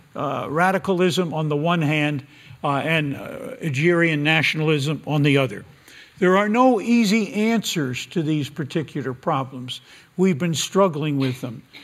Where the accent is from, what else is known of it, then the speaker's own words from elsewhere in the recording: United States; my country, America